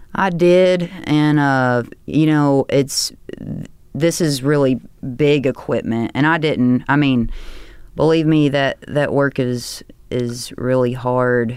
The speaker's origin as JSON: {"language": "English", "town": "Hickman", "region": "Kentucky", "country": "United States", "tie": "born or raised there", "also_born_or_lived": "Union City, Tennessee / Murray, Kentucky"}